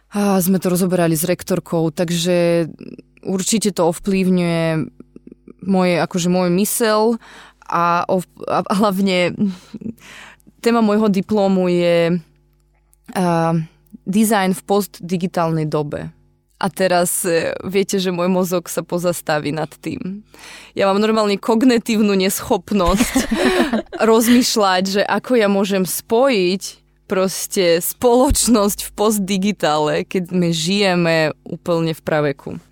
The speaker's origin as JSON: {"language": "Slovak", "region": "Kyiv", "country": "Ukraine", "tie": "born or raised there", "second_language": "Slovak", "moved": "as an adult", "lives_now": "Slovakia", "said": "pochádzam z Kieva"}